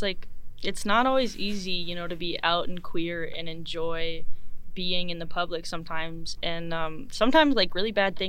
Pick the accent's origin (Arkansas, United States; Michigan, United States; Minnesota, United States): Minnesota, United States; now in Missoula, United States; Yeah, I'm from Minnesota, but when I came out to Missoula